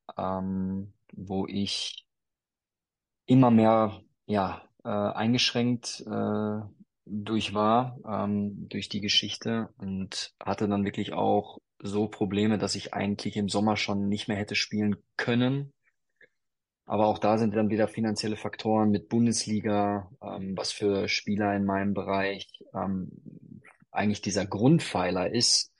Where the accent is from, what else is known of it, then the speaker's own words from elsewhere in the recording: North Rhine-Westphalia, Germany; ich bin äh, in, in Westfalen groß geworden